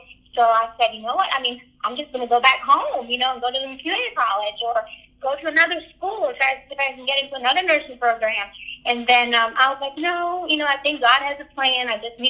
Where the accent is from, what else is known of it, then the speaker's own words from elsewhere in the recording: Hendersonville, Tennessee, United States; I said, I'm from Hendersonville.